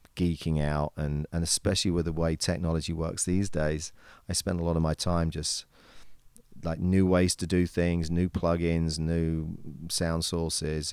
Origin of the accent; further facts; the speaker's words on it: England, United Kingdom; accent: British; moved away as an adult; now in United States; I maintain the British accent as much as I possibly can.